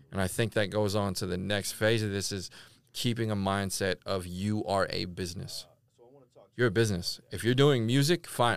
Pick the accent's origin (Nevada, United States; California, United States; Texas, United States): California, United States; moved away as an adult; now in Tulsa, United States; I'm from Cali